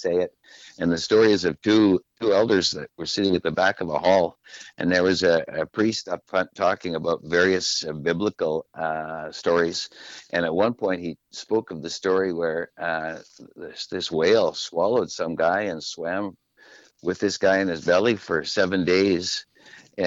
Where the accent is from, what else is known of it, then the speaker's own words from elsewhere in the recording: Saskatchewan, Canada; first language French; English is a second language; now in Victoria, Canada; I'm a Saskatchewan boy